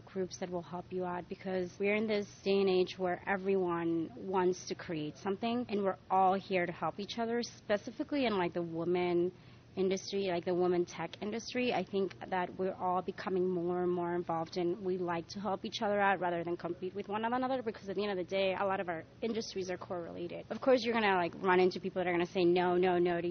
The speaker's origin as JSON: {"language": "English", "country": "Spain", "tie": "born or raised there", "moved": "yes", "lives_now": "New York, United States", "said": "I was born and raised in Spain"}